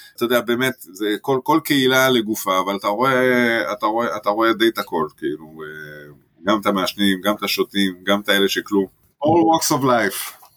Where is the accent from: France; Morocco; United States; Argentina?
France; now in Israel; אני במקור צרפתי